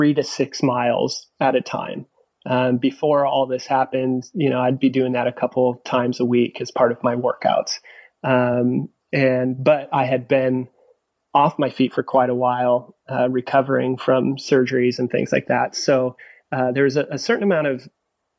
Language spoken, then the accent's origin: English; California, United States; I grew up in California, so I grew up surfing.